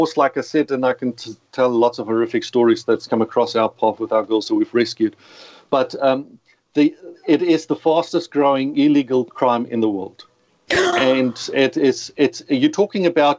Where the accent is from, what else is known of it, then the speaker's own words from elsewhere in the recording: South Africa; accent: South African; moved away as an adult; now in Australia; as you can hear the accent, you've got to excuse it, but South African. So in case people are wondering, who is this guy? It doesn't sound Australian. I've been living in Australia for 20 years, but I've realized my accent's going to stay with me forever.